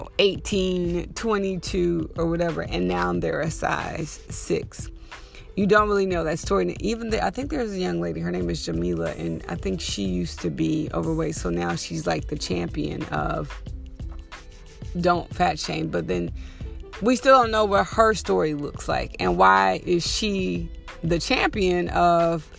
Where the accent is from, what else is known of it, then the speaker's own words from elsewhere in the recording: Texas, United States; moved away; I grew up super skinny in Texas